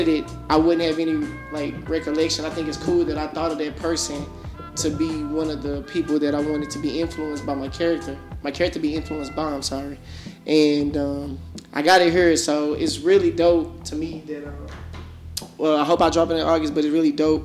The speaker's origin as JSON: {"language": "English", "town": "Dallas", "region": "Texas", "country": "United States", "said": "I'm from South Dallas"}